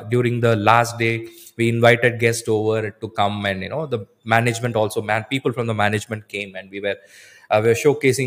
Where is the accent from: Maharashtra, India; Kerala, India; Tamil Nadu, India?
Tamil Nadu, India; Coimbatore; Even though I'm from Coimbatore